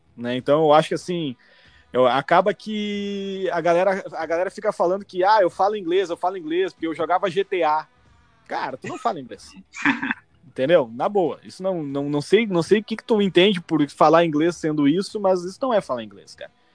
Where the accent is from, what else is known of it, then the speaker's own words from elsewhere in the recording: Brazil; first language Portuguese; now in Canada; nasci no Brasil, lógico, sou brasileiro, minha única nacionalidade